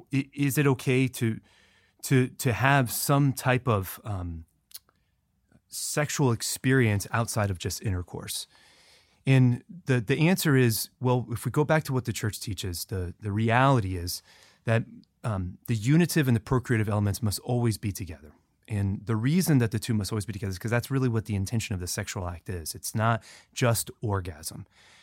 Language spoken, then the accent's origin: English; Florida, United States; No, I'm not from Louisiana.